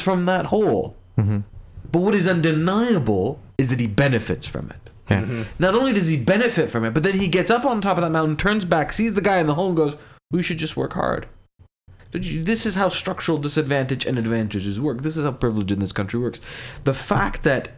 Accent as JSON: {"language": "English", "town": "Fairfax", "region": "Virginia", "country": "United States", "tie": "born or raised there", "said": "I was born in Fairfax, Virginia."}